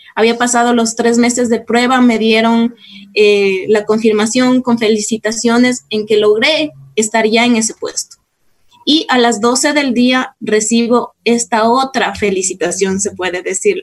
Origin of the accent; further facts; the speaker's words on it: Cayambe, Pichincha, Ecuador; now in Quito, Ecuador; yo soy de Cayambe, soy cayambeña, nací acá en Quito, pero fui a vivir en Cayambe, después a mis 22 años regresé acá a Quito